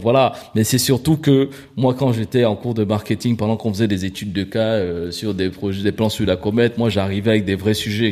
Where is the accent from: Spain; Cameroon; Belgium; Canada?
Cameroon; also born or lived in Abidjan, Côte d'Ivoire; now in Paris, France; né à Paris, mais grandi au Cameroun, revenu à Paris